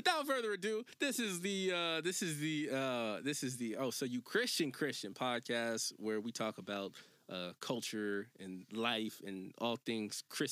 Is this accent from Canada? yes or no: no; Harrisburg, Pennsylvania, United States; also born or lived in Joliet, Illinois; I'm from Harrisburg, Pennsylvania. Born and raised